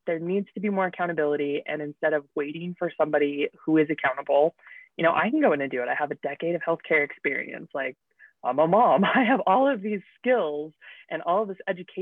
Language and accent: English; Utah, United States; moved away as an adult; I grew up here in Utah. And, went away for a little while, came back